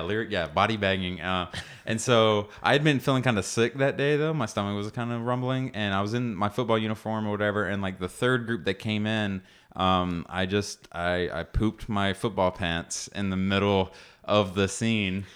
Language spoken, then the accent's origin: English; Cartersville, Georgia, United States; I grew up in, in Cartersville, Georgia